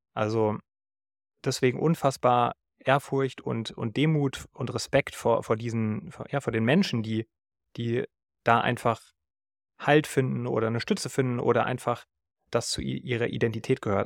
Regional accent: Germany; ich kann nichts dafür, wo ich geboren wurde, aber ich bin nun mal Deutscher

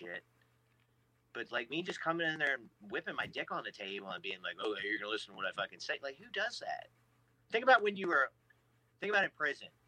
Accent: United States

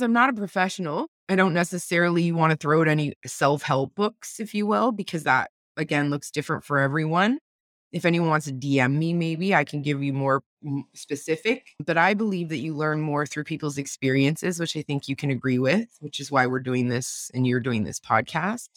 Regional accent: Windsor, Ontario, Canada; I'm a mom and a wife and a podcaster from Windsor, Ontario

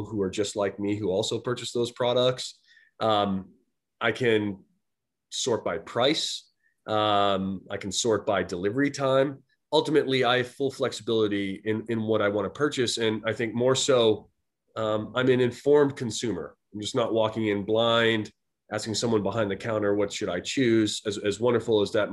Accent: Boston, Massachusetts, United States; moved away as an adult; also born or lived in Silicon Valley, California; I was a student at grad school back in my hometown of Boston.

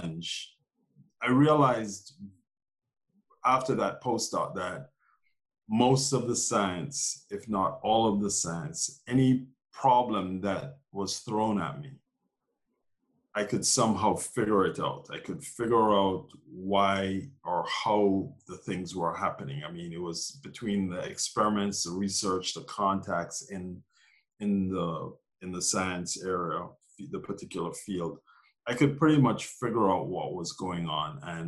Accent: Jamaica; born or raised there; moved away as an adult; also born or lived in Glasgow, Scotland / Minneapolis, Minnesota / Massachusetts; now in New York City, United States

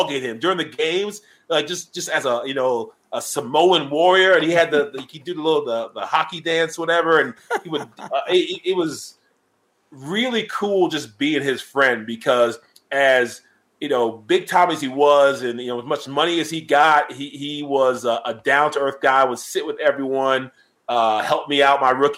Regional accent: Charleston, South Carolina, United States; now in Atlanta, United States; Charleston, South Carolina, it is my hometown where I grew up

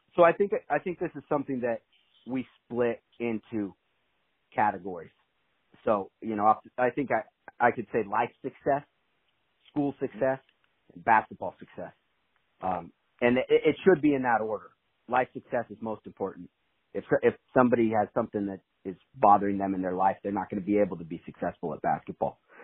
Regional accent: Vale, Oregon, United States; I grew up in Vale, Oregon. So that's in Eastern

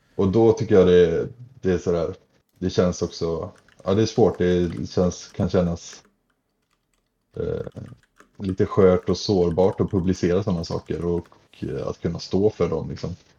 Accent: Nossebro, Västra Götaland, Sweden; moved away; hemma i Nossebro där jag är ifrån

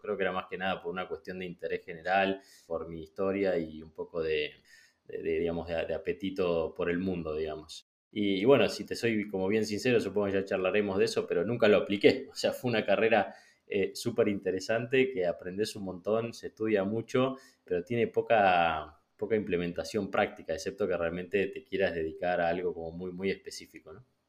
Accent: Argentina; moved away as an adult; also born or lived in Peru; crecí y me crié en Argentina

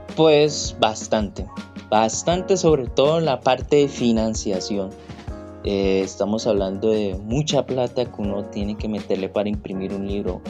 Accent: Cali, Valle del Cauca, Colombia; vivir en Cali es escuchar salsa las 24 horas del día

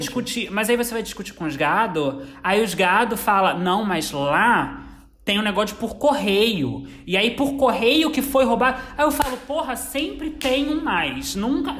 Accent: Brazil; eu sou brasileiro

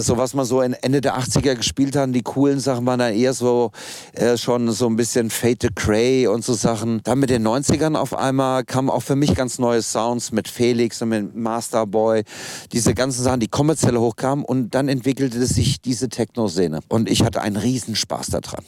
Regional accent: Kassel, Hesse, Germany; Also angefangen hat alles in Kassel. Ich komme gebürtig aus Kassel

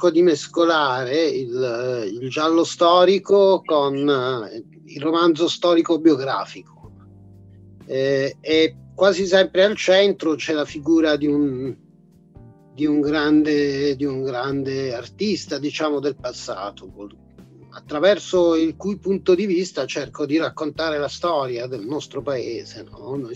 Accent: Abruzzo, Italy; born there; Mi sento siciliano perché sono per metà, sono, anche se sono nato in Abruzzo, ma eh, era, era, il viaggio canonico tutte le estati, si, si tornava dai parenti siciliani

